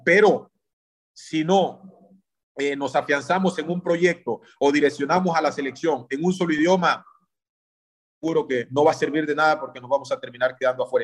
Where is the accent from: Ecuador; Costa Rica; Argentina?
Ecuador; nuestro conocimiento como ecuatorianos